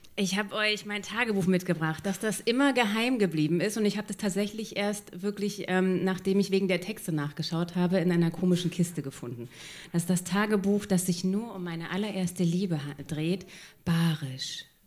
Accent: Berlin, Germany; ich bin halt in Kreuzberg aufgewachsen, hier genau um der Ecke

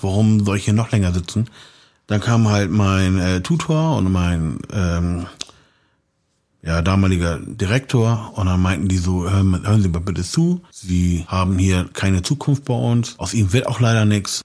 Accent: Hamburg, Germany; accent: leichter Hamburger Touch; also born or lived in Austria; diesen Slang, den ich jetzt habe, so. Mhm. Diesen leichten Hamburger Touch

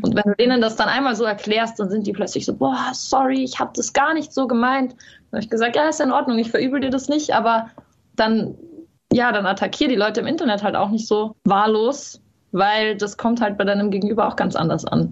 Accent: Carinthia, Austria; accent: Carinthian; ich habe zwar selber sehr lange Dialekt gesprochen

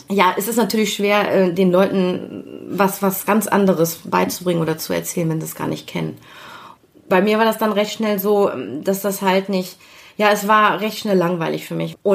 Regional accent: Kiel, Schleswig-Holstein, Germany; Ja, kommt daher, ich bin gebürtig aus Kiel

